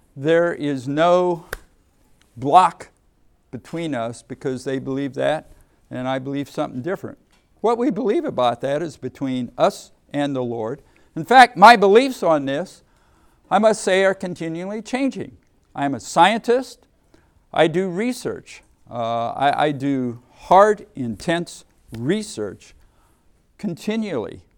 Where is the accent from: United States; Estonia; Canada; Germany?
United States; Ohio; moved away as an adult; also born or lived in Massachusetts / Texas; I grew up in Ohio